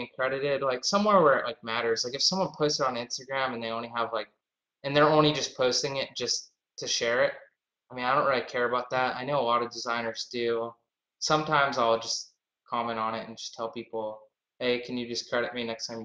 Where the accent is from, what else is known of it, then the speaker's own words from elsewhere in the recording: Boston, Massachusetts, United States; I'm from Boston, Massachusetts